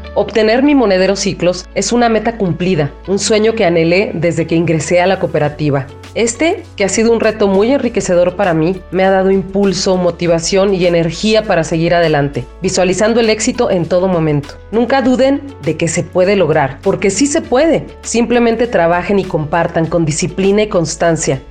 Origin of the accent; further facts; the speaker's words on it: Zapotlán de Juárez, Hidalgo, Mexico; soy del municipio de Zapotlán de Juárez en el estado de Hidalgo